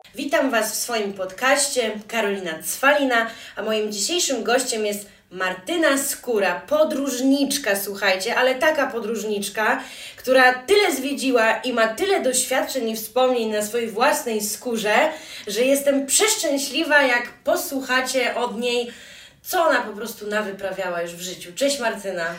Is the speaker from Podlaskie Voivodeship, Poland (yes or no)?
yes; Białystok, Podlaskie Voivodeship, Poland; ja jestem z Białegostoku, jestem totalną też patriotką lokalną